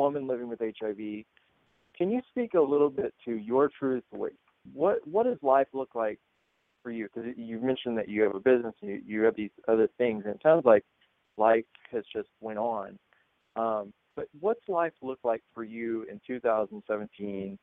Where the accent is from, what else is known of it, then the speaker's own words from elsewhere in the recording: Missouri, United States; I'm from Missouri, and so right now I'm coming to you from St. Louis, Missouri.